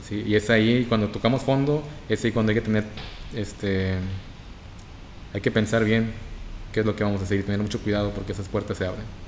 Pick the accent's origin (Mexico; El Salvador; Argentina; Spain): Mexico; Reynosa, Tamaulipas; soy de Reynosa, Tamaulipas.